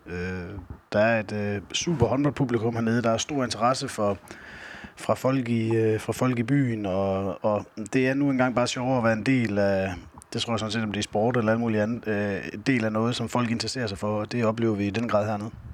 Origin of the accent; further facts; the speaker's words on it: Skjern, Central Denmark Region, Denmark; moved away as an adult; also born or lived in Fredericia / Tønder; født og opvokset i Skjern, hvor hele min familie bor